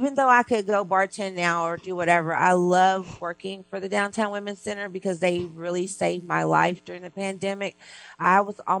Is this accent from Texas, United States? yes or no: yes; Texas, United States; moved away as an adult; now in Los Angeles, United States; I'm from Texas, and I'm from a little bitty town, so I was the bartender of the town